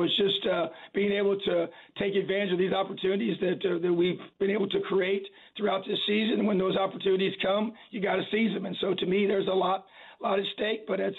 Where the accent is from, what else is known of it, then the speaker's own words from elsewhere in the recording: Indiana, United States; I'm born and raised in Indiana, high school coach in the state for many years